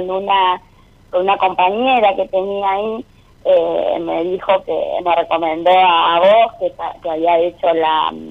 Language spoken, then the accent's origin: Spanish; Rosario del Tala, Entre Ríos, Argentina; now in Rosario, Argentina; Eh, soy de Rosario del Tala, de Entre Ríos, pero ahora estoy en Rosario, Santa Fe, estoy viviendo acá.